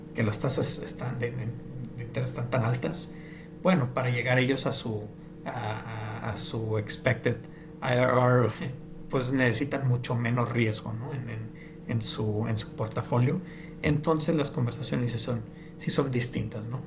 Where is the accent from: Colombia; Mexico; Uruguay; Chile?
Mexico; moved away; also born or lived in New York / United States; porque no hablaba el lenguaje o por ser mexicano